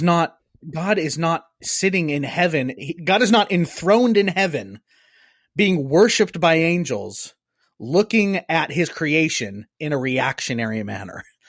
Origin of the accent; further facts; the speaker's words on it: Cajun, Louisiana, United States; I'm Cajun